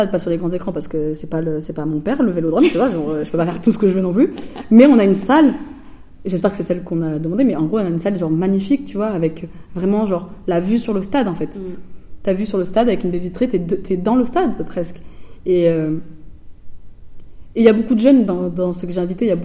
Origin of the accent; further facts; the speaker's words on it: Hesse, Germany; j'ai grandi dans la Hesse, mon frère